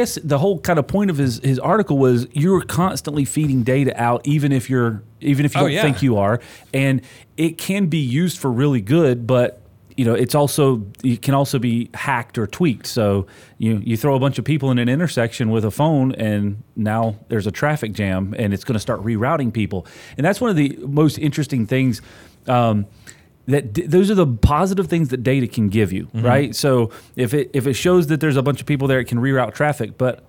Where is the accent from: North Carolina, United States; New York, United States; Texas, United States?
North Carolina, United States; North Carolina.